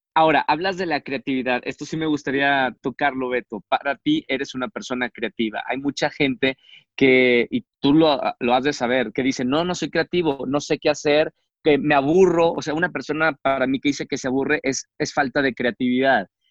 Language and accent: Spanish; Monterrey, Nuevo León, Mexico; moved away; mi tierra, Monterrey